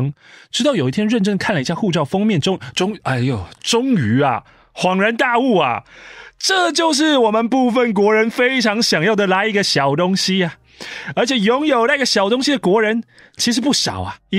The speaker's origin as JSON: {"language": "Chinese", "country": "Taiwan", "lives_now": "United States", "said": "我们从台湾移民过去的，就是台湾雕，不会改变的，雕就是雕，就是雕雕雕。"}